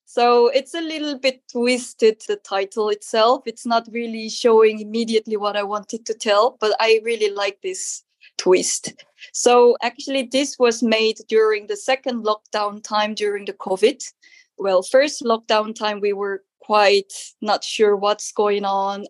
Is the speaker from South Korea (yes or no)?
yes; South Korea; English is a second language; moved away as an adult; now in Netherlands; I'm a textile artist based in the Netherlands and I'm come from originally from South Korea.